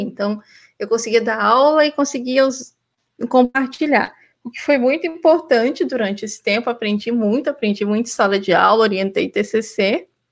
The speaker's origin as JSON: {"language": "Portuguese", "town": "Anápolis", "region": "Goiás", "country": "Brazil", "tie": "born or raised there", "also_born_or_lived": "Porto Alegre, Rio Grande do Sul / Canada", "moved": "yes", "said": "eu sou goiana de nascimento. Eu nasci em Anápolis, Goiás, pertinho ali de Goiânia, Brasília"}